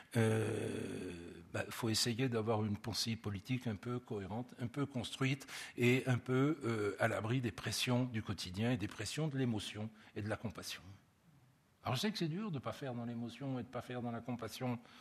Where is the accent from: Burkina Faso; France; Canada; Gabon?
France; chez nous en France